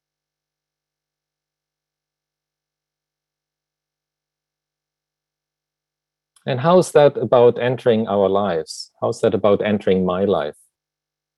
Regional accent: Germany; moved away; as you can tell probably from my accent, you know, I was born in Germany

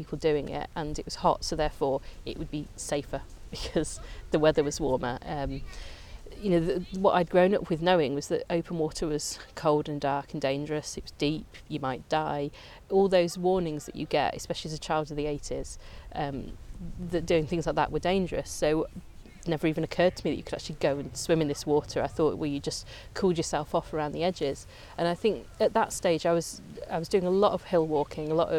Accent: Coventry, West Midlands, United Kingdom; moved away as an adult; now in Lake District, United Kingdom; Me and my sister, we grew up in Coventry

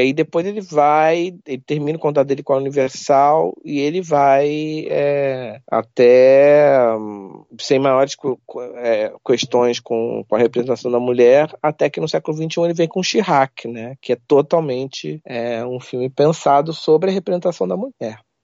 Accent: Rio de Janeiro, Brazil; Eu sou carioca

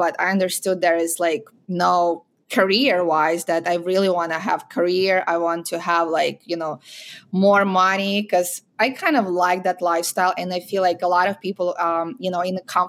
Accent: Ukraine; English is a second language; moved away as an adult; also born or lived in Minot, North Dakota / Chicago / Miami / San Diego; now in United States; So I am originally from Ukraine. I was born and raised there, and I came to United States when I was 21

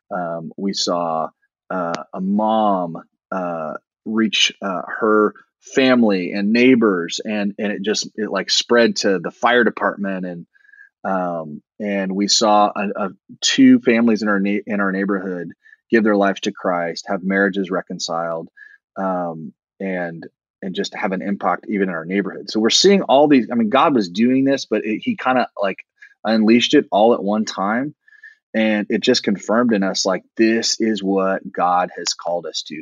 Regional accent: Indianapolis, Indiana, United States; moved away as an adult; also born or lived in Virginia; I was born in the Midwest in Indianapolis and um, grew up

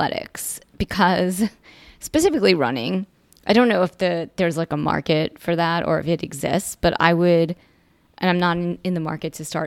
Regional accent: New York, United States; I grew up in New York

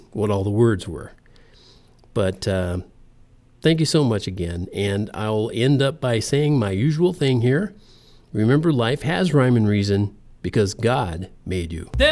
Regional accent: United States; I'm in America. I live in America. I was born here. I'm an American

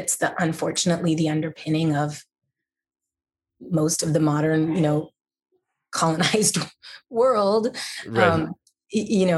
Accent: Montreal, Quebec, Canada; first language English; now in Nashville, United States; I'm technically not French Canadian, although I grew up in French Canada

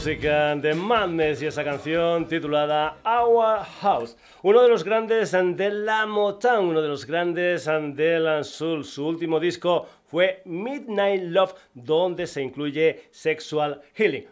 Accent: Spain; como el Guadiana de mi tierra

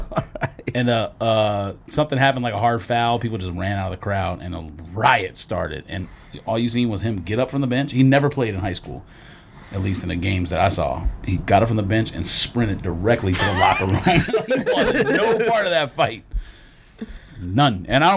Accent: Monrovia, California, United States; also born or lived in Arcadia, California; No, I was born in Arcadia and moved to Monrovia when I was in like third grade.

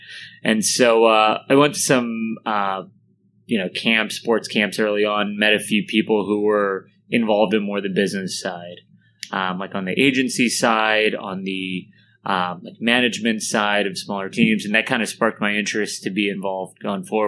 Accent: Baltimore, Maryland, United States; moved away; Baltimore got a team, which is my hometown

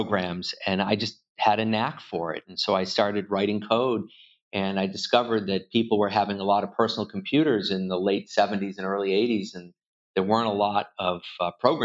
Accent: Worcester, Massachusetts, United States; also born or lived in Boston, Massachusetts; I was born in Worcester and I live just outside of Boston. So I haven't made it very far, about 40 miles in 53 years

